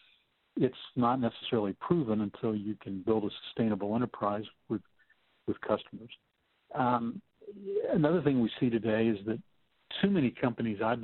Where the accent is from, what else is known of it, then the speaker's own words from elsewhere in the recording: Texas, United States; I'm from Texas